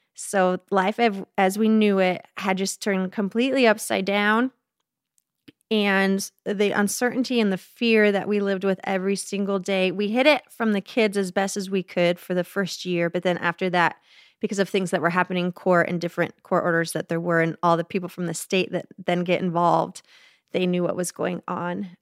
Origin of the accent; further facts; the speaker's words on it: Phoenix, Arizona, United States; I grew up in Phoenix, Arizona